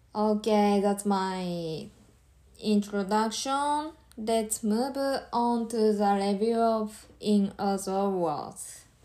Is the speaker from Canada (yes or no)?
no; Japan; English is a second language; from Japan and living in Tokyo.